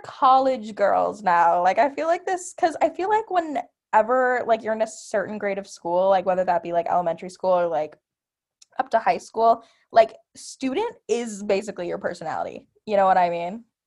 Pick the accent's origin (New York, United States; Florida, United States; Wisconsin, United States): Wisconsin, United States; Milwaukee; I'm from Milwaukee, Wisconsin